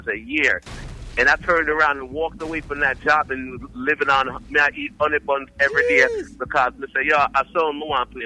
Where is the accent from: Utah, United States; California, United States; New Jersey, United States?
New Jersey, United States; I'm from Jersey, you know. That's what I represent anywhere I go